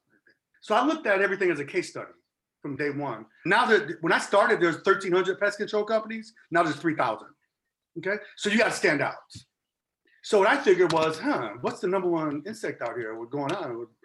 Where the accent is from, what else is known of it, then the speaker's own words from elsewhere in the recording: Chicago, Illinois, United States; now in Arizona, United States; I'm from Chicago originally, and I'm like hardcore Chicago.